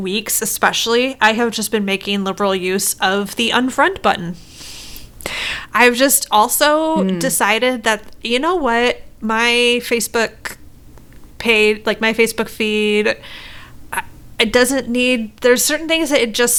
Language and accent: English; Midwest, United States; I'm from the Midwest